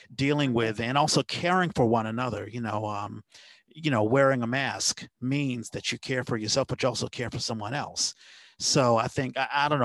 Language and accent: English; Washington, District of Columbia, United States; moved away as an adult; now in San Francisco Bay Area, United States; I came to the Bay Area because I'm originally from Washington D.C.